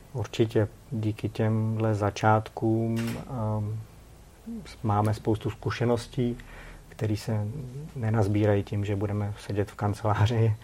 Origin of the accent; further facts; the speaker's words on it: Czechia; my jako Češi